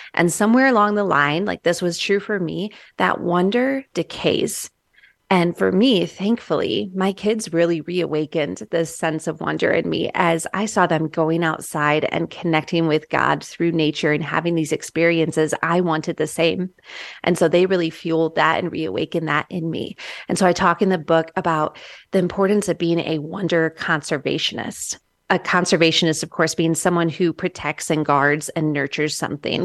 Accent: Midwest, United States; moved away; I'm from the Midwest originally

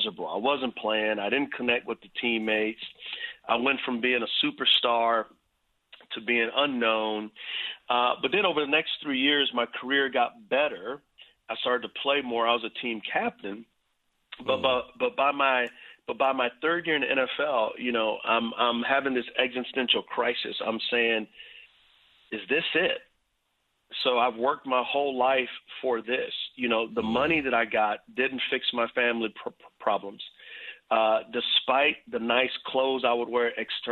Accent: San Antonio, Texas, United States; I grew up in San Antonio, Texas

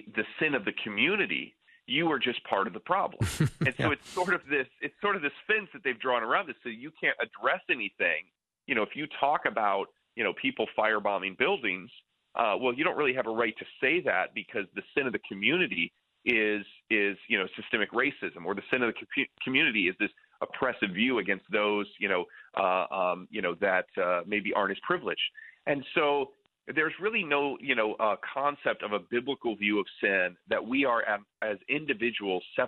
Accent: near Lake Michigan, Midwest, United States; I grew up near Lake Michigan

